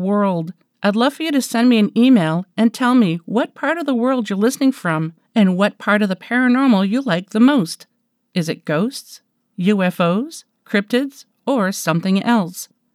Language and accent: English; Canada; I'm Canadian